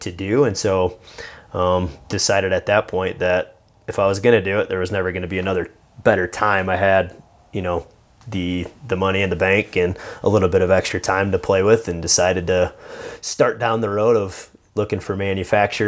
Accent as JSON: {"language": "English", "region": "Indiana", "country": "United States", "tie": "born or raised there", "moved": "as an adult", "said": "I grew up in Indiana"}